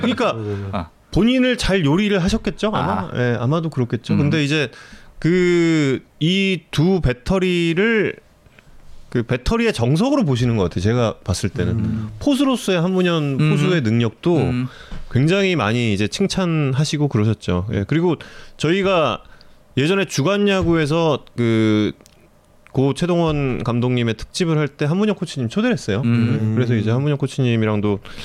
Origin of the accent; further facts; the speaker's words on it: Seoul, South Korea; 한양대학교 부속병원에서 태어났죠.